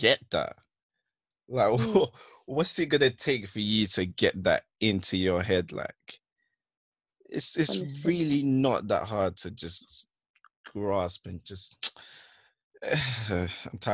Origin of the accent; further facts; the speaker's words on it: Essex, East of England, United Kingdom; I grew up in Essex